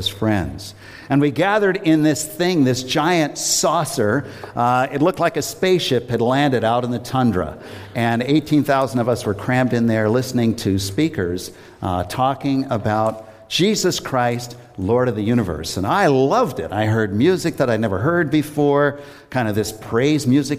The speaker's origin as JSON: {"language": "English", "town": "Worcester", "region": "Massachusetts", "country": "United States", "tie": "born or raised there", "said": "I grew up in Worcester, and I'm now living in the house that I lived"}